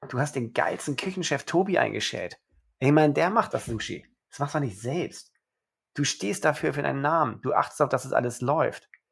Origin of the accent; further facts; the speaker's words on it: Germany; also born or lived in Rome, Italy; Geboren in Rom, meine Mama ist Römerin und mein Vater ist Österreicher und er hatte nichts Besseres zu tun, als mich direkt in Rom zum Österreicher zu machen. Aber dann verschleppt er mich nach drei Wochen direkt nach Deutschland, wo ich mein Leben seitdem verbringe